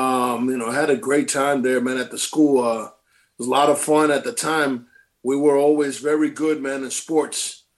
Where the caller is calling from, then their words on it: Connecticut, United States; I'm calling from now. I live in Connecticut, actually, right now.